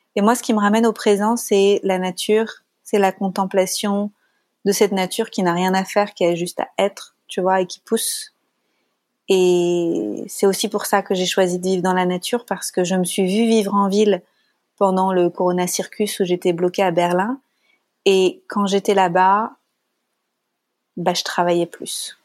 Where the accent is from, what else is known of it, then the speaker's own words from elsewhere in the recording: France; accent: French; j'ai un accent. Et euh, quoique l'accent français c'est pas mal quand même